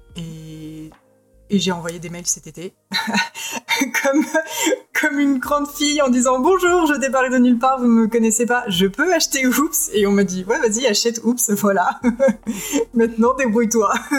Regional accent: France; chez nous en France

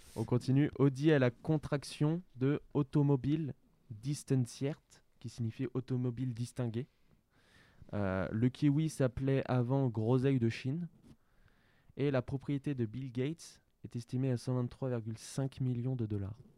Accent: France

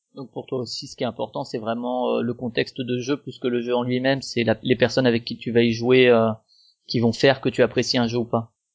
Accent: Strasbourg, Grand Est, France; je suis de, de Strasbourg

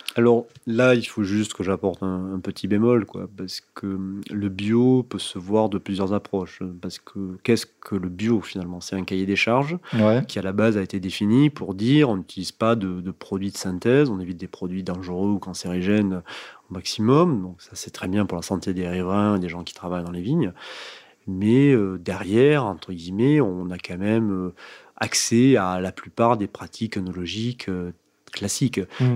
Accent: Bédarieux, Occitania, France; je suis né effectivement donc à Bédarieux, donc petite ville tout au nord de l'Hérault, dans le parc naturel du Languedoc. Et j'ai passé mes 18 premières années

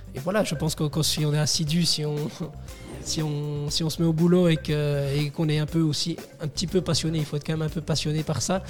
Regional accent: Resteigne, Wallonia, Belgium; je viens de, Restaigne. Oui. un petit village dans la commune de Tellin

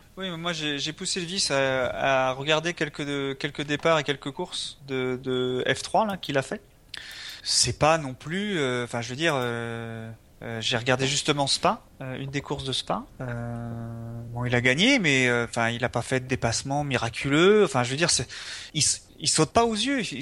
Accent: France; on est français

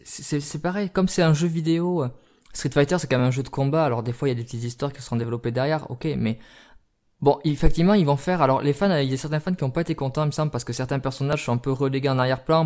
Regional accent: France; chez nous en France

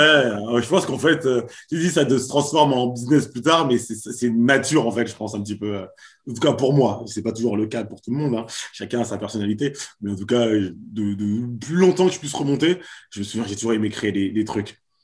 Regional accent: Paris suburbs, Val-d'Oise, Île-de-France, France; also born or lived in Haiti (origin) / Pau; je suis haïtien d'origine, j'ai grandi en banlieue parisienne, à côté de chez toi. Exactement. Euh, donc dans le Val d'Oise

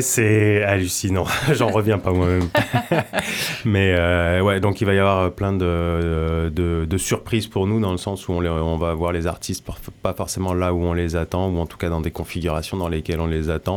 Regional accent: France; also born or lived in Brittany; now in Landes, France; je suis pas originaire non plus des Landes, je viens de Normandie et de Bretagne

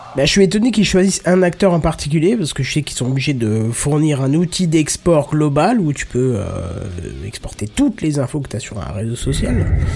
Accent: north-east France, France; je viens du nord-est de la France

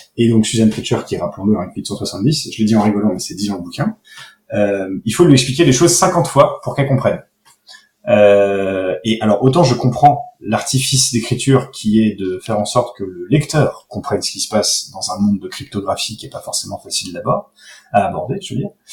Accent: France; chez nous en France

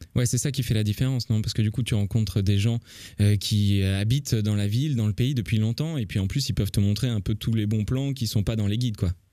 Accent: France; j'habite en France, je suis français

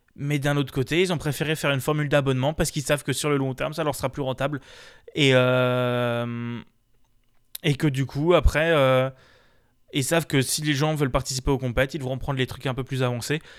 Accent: France; on est français

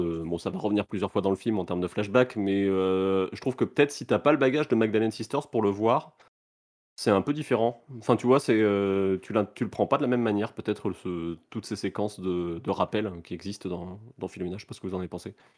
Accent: France; nous, on en a moins conscience en tant que Français

